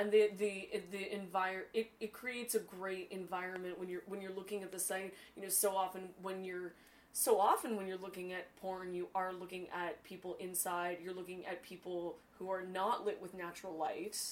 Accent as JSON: {"language": "English", "region": "Northern California", "country": "United States", "said": "I'm also from Northern California."}